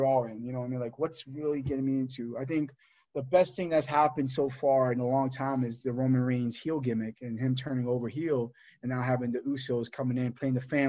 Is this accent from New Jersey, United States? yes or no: yes; New Jersey, United States; as a kid growing up in Jersey